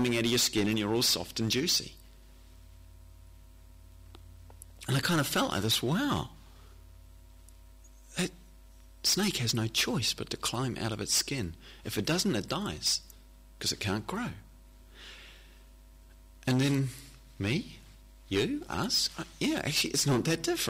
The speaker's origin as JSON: {"language": "English", "country": "New Zealand", "said": "I come from New Zealand"}